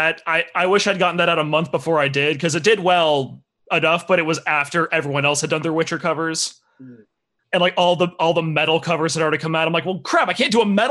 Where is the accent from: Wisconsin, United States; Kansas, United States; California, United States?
California, United States; Diamond Bar; I'm from Diamond Bar, born and raised.